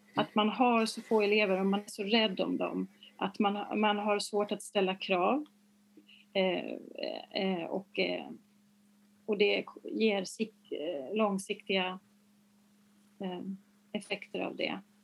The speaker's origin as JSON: {"language": "Swedish", "town": "Uppsala", "region": "Uppsala County", "country": "Sweden", "tie": "born or raised there", "said": "när jag var liten och jag kom från Uppsala"}